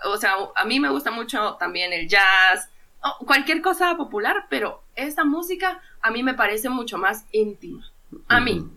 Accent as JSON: {"language": "Spanish", "country": "Guatemala", "said": "soy músico guatemalteco"}